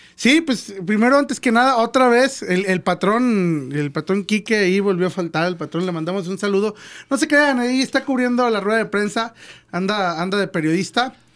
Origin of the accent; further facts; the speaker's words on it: Mexico; como mexicano